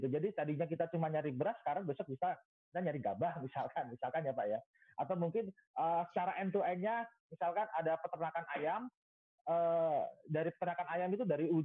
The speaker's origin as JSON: {"language": "Indonesian", "region": "Special Region of Yogyakarta", "country": "Indonesia", "said": "kebetulan kalau saya dari Jogja banyaknya candi ya"}